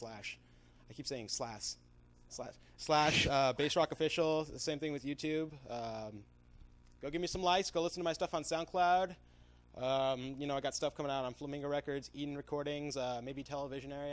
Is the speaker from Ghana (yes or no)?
no; Canada; I'm Canadian